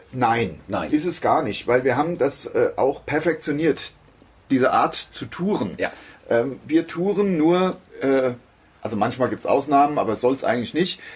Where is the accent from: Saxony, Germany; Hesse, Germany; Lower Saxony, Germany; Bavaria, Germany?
Hesse, Germany; Das ist ja meine Heimat. Also ich wohne hier, ich bin hier. Hier sind wir groß geworden, äh, in jeder Beziehung. Ich bin hier in die Schule gegangen, bin also als Kind hier groß geworden, hab meine Jugend hier verbracht